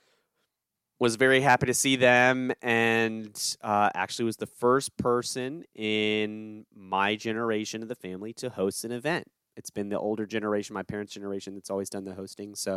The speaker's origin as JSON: {"language": "English", "country": "United States", "said": "I'm an American"}